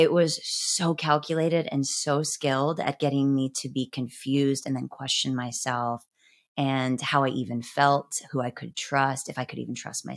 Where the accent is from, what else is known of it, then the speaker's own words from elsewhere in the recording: Midwest, United States; I was from the Midwest